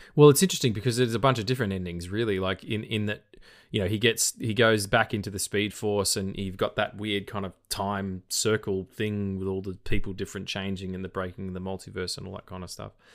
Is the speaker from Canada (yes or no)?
no; Australia; accent: Australian; my Australian accent